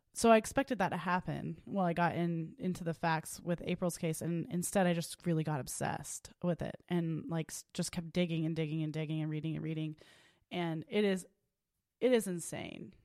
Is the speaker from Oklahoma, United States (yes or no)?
yes; Tulsa, Oklahoma, United States; I was born and raised in Tulsa, Oklahoma, at Saint Francis Hospital